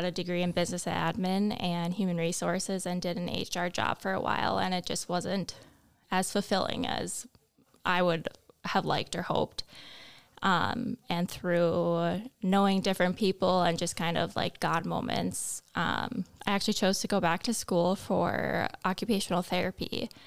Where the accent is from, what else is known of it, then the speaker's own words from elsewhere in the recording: Fargo, North Dakota, United States; Um, I grew up around the Fargo Moorhead area.